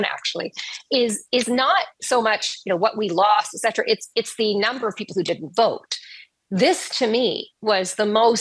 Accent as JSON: {"language": "English", "region": "Newfoundland and Labrador", "country": "Canada", "tie": "born or raised there", "moved": "yes", "lives_now": "Ontario, Canada", "said": "I'm born and raised in Newfoundland, came to Ontario from a very different place"}